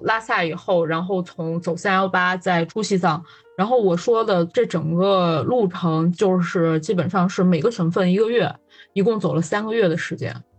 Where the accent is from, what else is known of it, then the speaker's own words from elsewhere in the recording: Gansu, China; moved away; also born or lived in Beijing; 我也是作为一个甘肃人